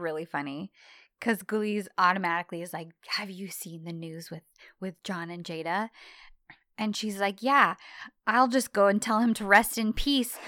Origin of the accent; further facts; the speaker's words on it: United States; an American woman